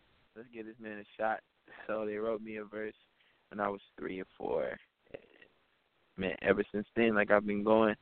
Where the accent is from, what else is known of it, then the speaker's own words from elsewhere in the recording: Bristol, Virginia, United States; I'm from Bristol, Virginia.